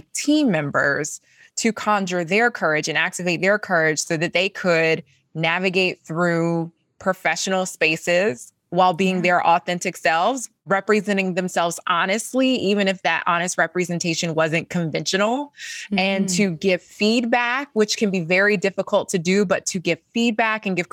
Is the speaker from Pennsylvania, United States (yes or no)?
no; Columbia, South Carolina, United States; I'm a girl from Columbia, South Carolina, born and raised in the South